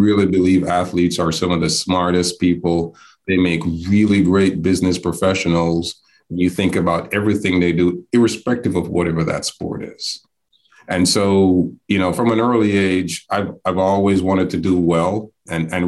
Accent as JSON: {"language": "English", "country": "Jamaica", "tie": "born or raised there", "also_born_or_lived": "New York City / Hattiesburg, Mississippi", "moved": "as an adult", "lives_now": "Atlanta, United States", "said": "I'm actually based in Atlanta, and I'll get to that to this later, but born and raised in Jamaica by way of New York City."}